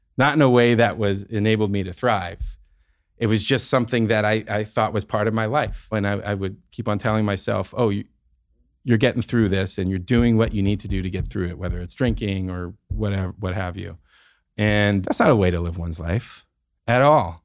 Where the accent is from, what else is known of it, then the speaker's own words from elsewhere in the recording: San Francisco, California, United States; the life that I experienced growing up in the Bay Area in San Francisco